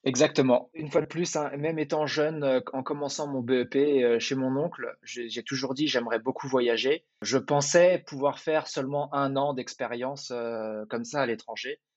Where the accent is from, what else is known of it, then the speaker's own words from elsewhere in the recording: Val-de-Marne, Paris region, Île-de-France, France; moved away as an adult; also born or lived in Dubai, United Arab Emirates; now in Chicago, United States; Je suis originaire de Paris, ou de la région parisienne. Euh, j'ai grandi dans le Val-de-Marne